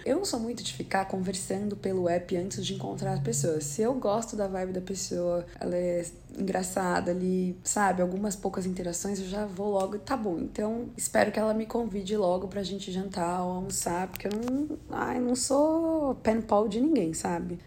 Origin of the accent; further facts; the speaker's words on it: Brazil; also born or lived in Los Angeles, United States; now in New York, United States; eu sou brasileira